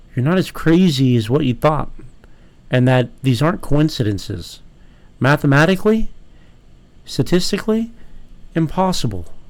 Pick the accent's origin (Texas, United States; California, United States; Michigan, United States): California, United States; San Diego; as someone that was born and raised in California